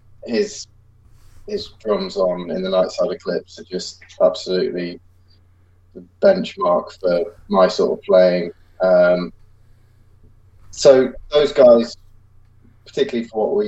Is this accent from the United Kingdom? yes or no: yes; England, United Kingdom; England's a kind of strange country in terms of like European geography